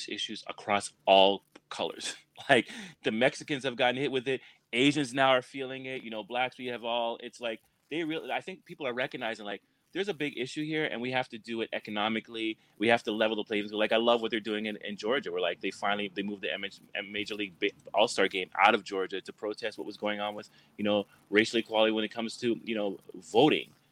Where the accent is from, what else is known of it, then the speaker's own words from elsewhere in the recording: Canada; now in United States; I'm from Canada